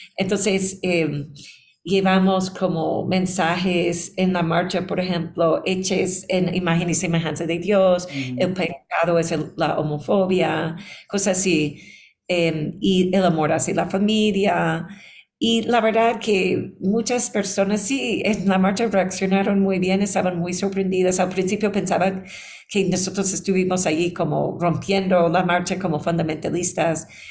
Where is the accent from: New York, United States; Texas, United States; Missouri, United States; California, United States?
New York, United States; moved away as an adult; also born or lived in Boston; now in Ecuador; yo vine a Ecuador hace 13 años porque nací en Nueva York. Em, estuve enseñando como académica en Boston